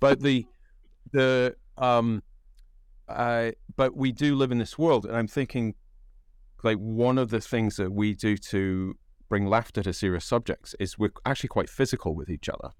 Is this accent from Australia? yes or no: no; United Kingdom; accent: British English; now in United States; because I'm an immigrant to the United States, I don't count because I'm British